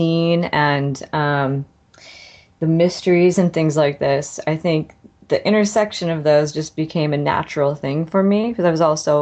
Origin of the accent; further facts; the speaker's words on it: West Covina, California, United States; also born or lived in San Diego; now in Atlanta, United States; I was born in West Covina, part of Los Angeles